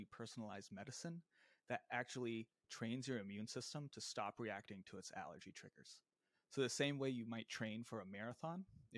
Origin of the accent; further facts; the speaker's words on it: Virginia Beach, Virginia, United States; moved away as an adult; also born or lived in Bay Area, California; now in New York City, United States; I'm from a suburb of Virginia Beach, which is a city about 3 hours south of DC if you're driving. Grew up in Virginia